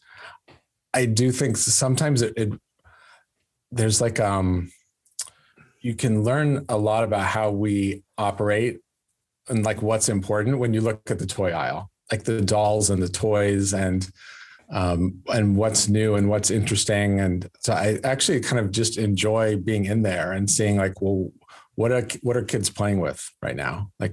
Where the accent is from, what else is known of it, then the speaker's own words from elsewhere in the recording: California, United States; moved away; also born or lived in Los Angeles / Sacramento; I'm from Lake Tahoe, but my family's in Sacramento now